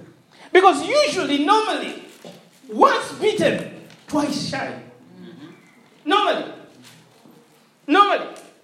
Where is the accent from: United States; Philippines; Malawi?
Malawi; now in Hull, United Kingdom; I'm like, yeah, I'm from Malawi. And they go, how did you end up in Hull? And you go, God scattered me to Hull.